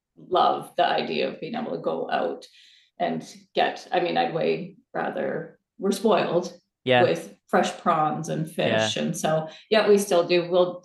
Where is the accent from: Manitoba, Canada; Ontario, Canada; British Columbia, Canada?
British Columbia, Canada; Victoria; also born or lived in Vancouver; I'm from Victoria. Grew up in Victoria.